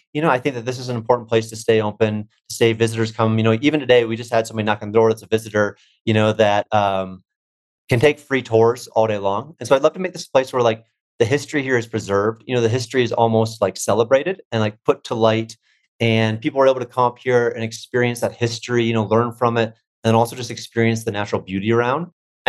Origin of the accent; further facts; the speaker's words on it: Florida, United States; moved away as an adult; now in Cerro Gordo, United States; there's all these sun-baked buildings against these mountains that I'd never seen growing up in Florida.